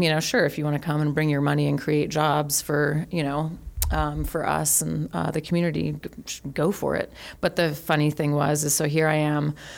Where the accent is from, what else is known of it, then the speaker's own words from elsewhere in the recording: Colorado, United States; also born or lived in California / Los Angeles, California; grew up in Colorado and um, had a fun, awesome, amazing life there